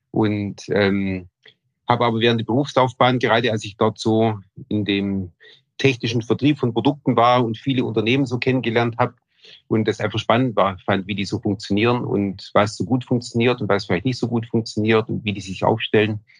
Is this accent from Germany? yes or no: yes; Wasserburg am Bodensee, Bavaria, Germany; also born or lived in Ulm / Munich; Also, ich bin in Wasserburg am Bodensee geboren, ähm, bin dann in der Region auch aufgewachsen